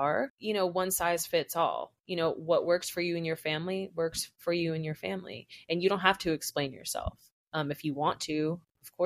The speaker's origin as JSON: {"language": "English", "region": "New Jersey", "country": "United States", "said": "I'm from New Jersey"}